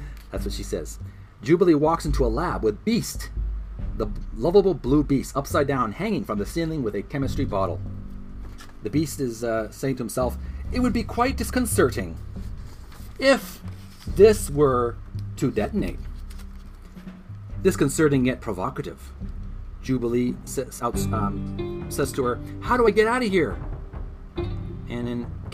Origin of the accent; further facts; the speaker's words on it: Canada; I'm a Canadian